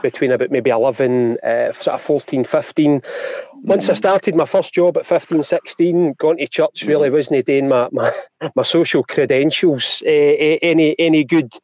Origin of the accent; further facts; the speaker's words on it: East Kilbride, Scotland, United Kingdom; also born or lived in Bellshill; born in Bells Hill, uh, and then brought up in East Kilbride